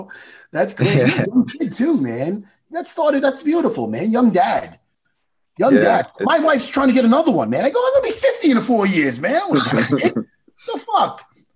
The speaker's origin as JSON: {"language": "English", "region": "East Coast", "country": "United States", "said": "I'm an East Coast guy."}